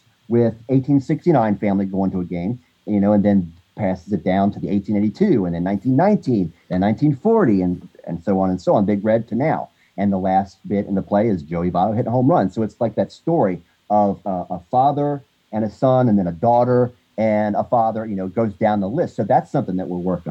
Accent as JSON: {"language": "English", "town": "Covington", "region": "Kentucky", "country": "United States", "tie": "born or raised there", "said": "born and raised in Covington, Kentucky"}